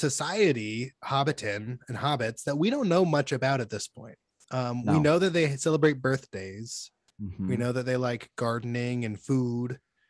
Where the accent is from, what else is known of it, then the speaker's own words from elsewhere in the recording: Decatur, Alabama, United States; moved away as an adult; also born or lived in Huntsville, Alabama / Auburn, Alabama; now in California, United States; I spent most of my childhood in Decatur, Alabama.